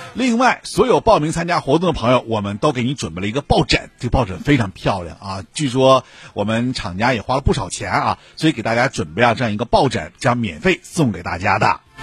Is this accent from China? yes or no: yes; Shenyang, Liaoning, China; 我们沈阳